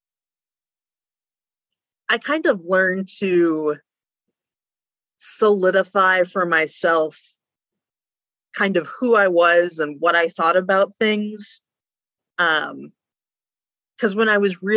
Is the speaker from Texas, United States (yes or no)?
yes; West Texas, United States; moved away as an adult; also born or lived in Breckenridge, Texas / Permian Basin; now in Brockport, United States; But after that, we moved all around West Texas.